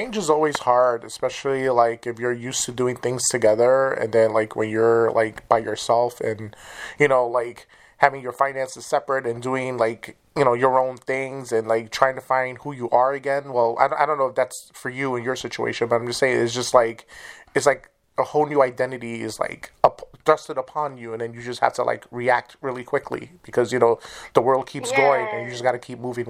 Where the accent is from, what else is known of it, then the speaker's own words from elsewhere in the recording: New York, United States; accent: New York; now in Wisconsin, United States; Yeah, I'm originally from Manhattan, New York, and I moved to Wisconsin